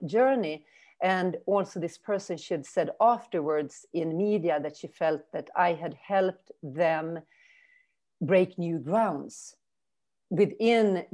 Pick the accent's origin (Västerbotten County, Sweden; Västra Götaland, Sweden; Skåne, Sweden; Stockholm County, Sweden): Västerbotten County, Sweden; Umeå; English is a second language; moved away as an adult; also born or lived in New Orleans, United States / California, United States / Brazil / Germany; Umeå is my hometown where I live now